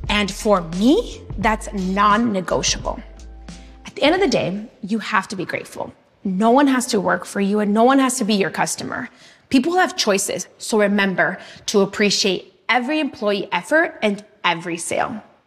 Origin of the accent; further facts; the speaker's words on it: Los Angeles, California, United States; My entrepreneurial spirit comes from growing up in Latino neighborhoods